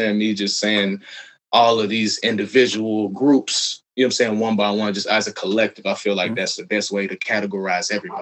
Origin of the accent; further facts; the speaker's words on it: United States; moved away as an adult; now in China; being American, you know what I'm saying? From America in a different land